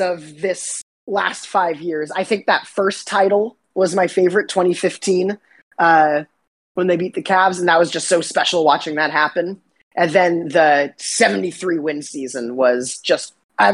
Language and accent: English; San Leandro, California, United States; I grew up in San Leandro, which is right next to Oakland